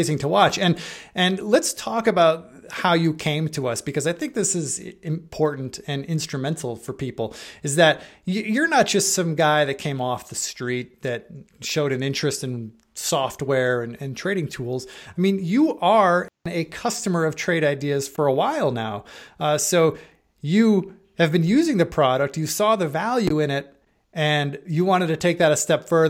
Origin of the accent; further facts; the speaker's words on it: Buffalo, New York, United States; moved away as an adult; I spent the first 22 years of my life in Buffalo.